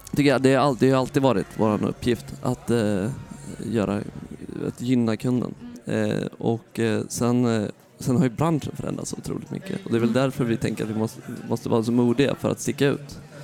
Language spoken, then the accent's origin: Swedish; Sweden; moved away as an adult; also born or lived in Amsterdam, Netherlands; now in New York, United States; som svensk